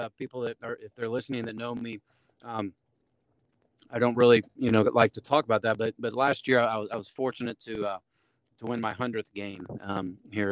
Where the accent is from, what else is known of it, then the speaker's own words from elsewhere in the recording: Maryville, Missouri, United States; also born or lived in Liberty, Missouri; I was born and raised in Maryville.